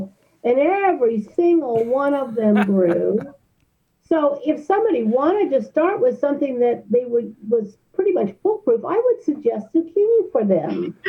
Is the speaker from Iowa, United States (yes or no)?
no; Southern California, United States; moved away; I grew up in Southern California